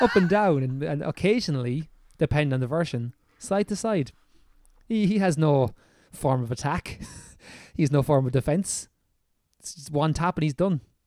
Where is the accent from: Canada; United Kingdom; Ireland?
Ireland; accent: Irish; our Irish accents that lots of people comment on